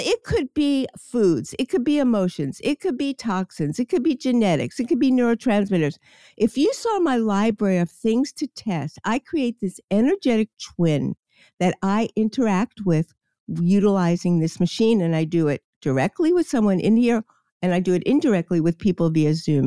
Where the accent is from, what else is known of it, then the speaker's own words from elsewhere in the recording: New York City, New York, United States; I grew up in Queens and I lived – on the beach, Far Rockaway, New York